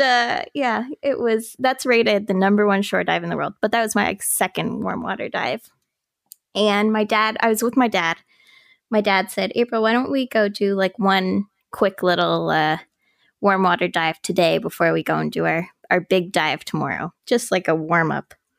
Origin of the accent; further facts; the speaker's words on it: Halifax, Nova Scotia, Canada; also born or lived in St. Margaret's Bay, Nova Scotia; I'm, like, a born and raised Haligonian. I was born in Halifax, raised in H R M. I guess I kinda grew up in Saint Margaret's Bay